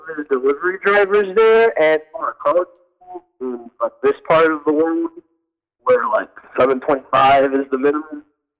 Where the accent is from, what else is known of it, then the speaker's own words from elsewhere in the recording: Augusta, Georgia, United States; I'm originally from Augusta